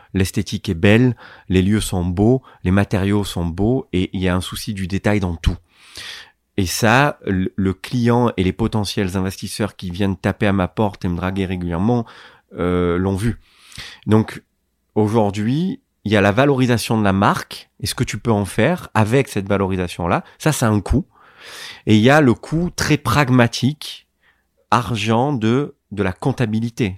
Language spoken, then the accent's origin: French; Marseille, Provence-Alpes-Côte d'Azur, France; Je suis né dans une cité euh, à Marseille qui s'appelle euh, Félix Piat